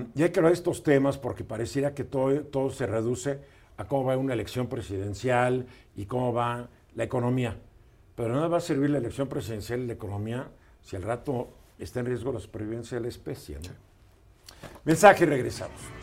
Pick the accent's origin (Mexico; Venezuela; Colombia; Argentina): Mexico; como los mexicanos somos parte del mundo